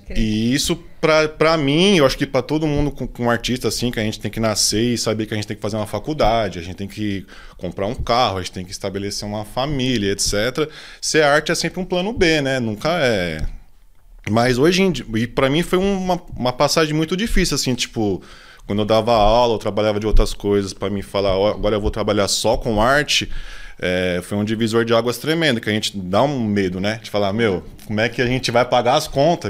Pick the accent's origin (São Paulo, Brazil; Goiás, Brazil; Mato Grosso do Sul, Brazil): São Paulo, Brazil; also born or lived in Grajaú; eu nasci, nasci no, no Grajaú, né? Nasci, morei lá até meus 5, 6 anos, assim. Minha família é de lá também, da parte de, do meu pai e tal. Aí depois eu mudei para Interlagos, moro lá até hoje.